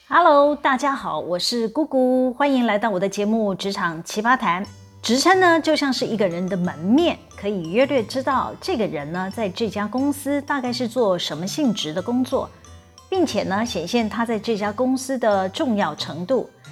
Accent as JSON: {"language": "Chinese", "country": "Taiwan", "said": "我们台湾人还真有创意呢"}